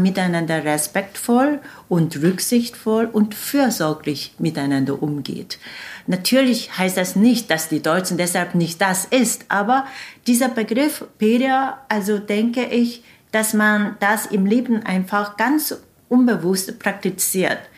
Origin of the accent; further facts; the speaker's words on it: Seoul, South Korea; German is a second language; moved away as an adult; now in Hanover, Germany; meiner Heimatstadt Saul, die etwa 10 Millionen Einwohner